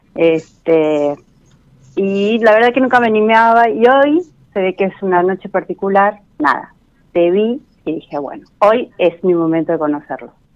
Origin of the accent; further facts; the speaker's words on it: Florencio Varela, Buenos Aires Province, Argentina; De Florecha Varela, de Buenos Aires.